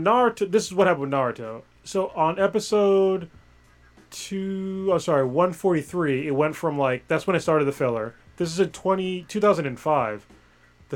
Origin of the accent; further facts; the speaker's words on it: United States; as an American